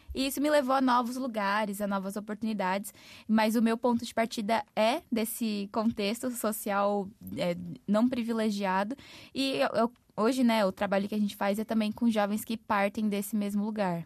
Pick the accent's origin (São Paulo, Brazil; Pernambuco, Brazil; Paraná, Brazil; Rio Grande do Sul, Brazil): São Paulo, Brazil; also born or lived in Mogi das Cruzes; o lugar de onde eu vim, em São Paulo, chama Grajaú, que é um distrito de maior índice de vulnerabilidade